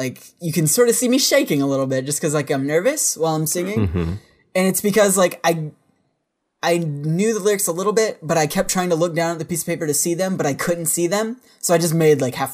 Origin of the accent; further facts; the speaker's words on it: Virginia, United States; I'm a dude from Virginia